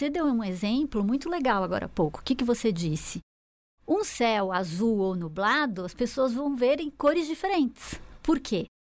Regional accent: Brazil; also born or lived in Chicago; eu sou brasileira. E eu sou feliz por ter esse, esse clima maravilhoso que a gente tem.

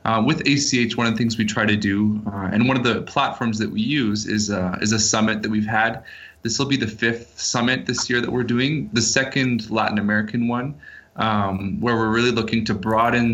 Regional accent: Canada; moved away as an adult; now in Guatemala; I was born and raised in Canada

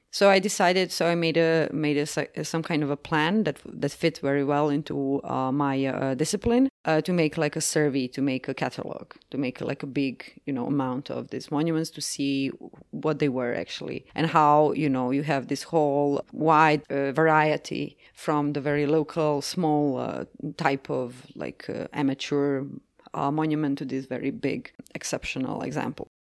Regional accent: Croatia; I'm from Croatia, which is part of Yugoslavia.

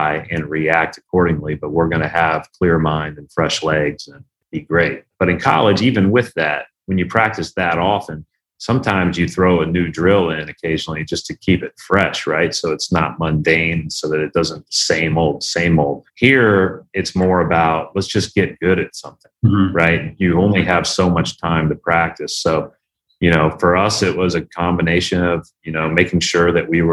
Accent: Indiana, United States; we grew up in the Knight Katie era in Indiana

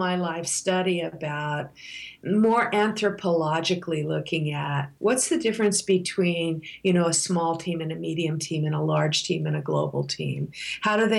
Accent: United States; I'm an American

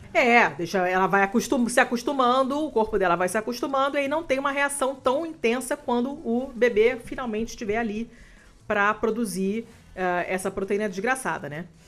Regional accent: Rio de Janeiro, Brazil; moved away as an adult; now in Italy; Eu nasci, morei na Lagoa até eu me mudar para Itália

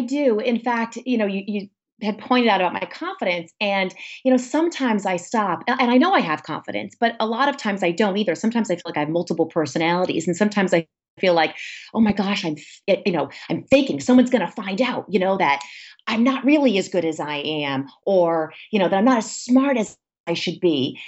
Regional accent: Warwick, Rhode Island, United States; I am from Warwick, Rhode Island, where I grew up.

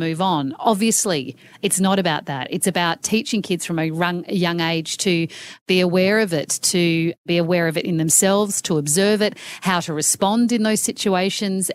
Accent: Australia; as an Australian living in a country where we have an absolute crisis on our hands

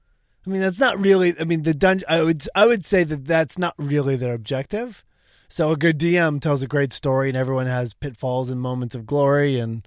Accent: Brighton, Michigan, United States; also born or lived in Orange County, California; I grew up outside of Detroit, a little town called Brighton. And then Orange County.

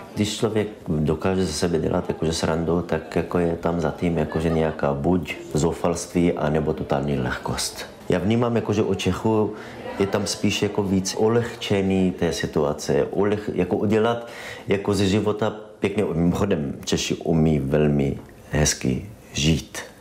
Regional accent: Israel; Czech is a second language; moved away as an adult; now in Brno, Czech Republic; Jsem palestinec z Izraele.

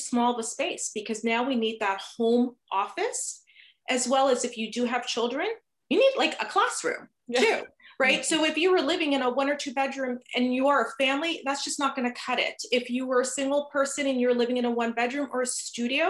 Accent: New Jersey, United States; moved away as an adult; now in Toronto, Canada; originally I'm from New Jersey. So if you detect a slight little accent, and of course there's always those certain words I say that just kind of comes out the accent, you'll know where I'm from.

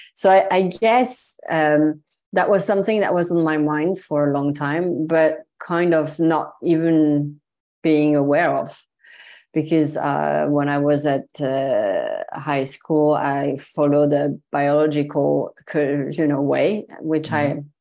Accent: Marseille, Provence-Alpes-Côte d'Azur, France; English is a second language; moved away as an adult; also born or lived in Paris; I was raised in Marseille in the mm. south of France

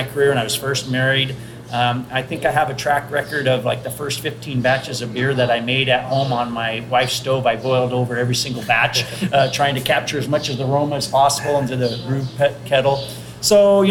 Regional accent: Yakima Valley, Washington, United States; born or raised there

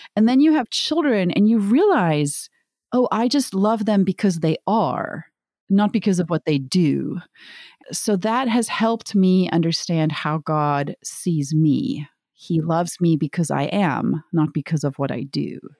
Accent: South Africa; moved away; I'm from South Africa originally

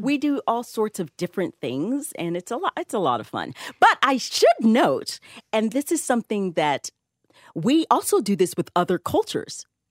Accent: the South, United States; I grew up in at the South

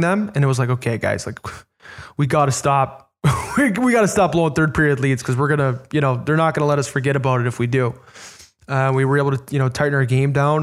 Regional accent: Chicago, Illinois, United States; moved away; my hometown team

